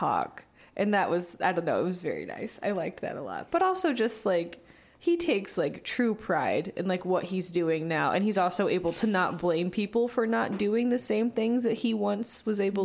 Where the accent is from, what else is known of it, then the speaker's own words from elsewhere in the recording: Warsaw, Indiana, United States; moved away; Warsaw, I grew up in Warsaw, Indiana